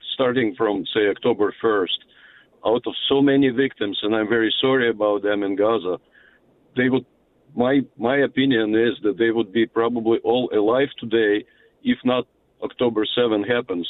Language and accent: English; Odesa, Odesa Oblast, Ukraine; now in Illinois, United States; I'm immigrant from Odessa, Ukraine.